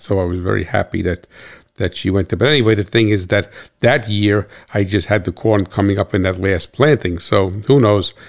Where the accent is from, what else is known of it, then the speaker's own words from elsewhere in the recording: New Jersey, United States; I'm from New Jersey